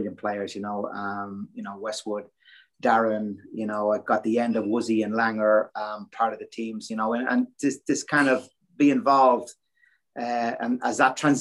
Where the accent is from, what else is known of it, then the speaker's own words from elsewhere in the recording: Ireland; growing up in Ireland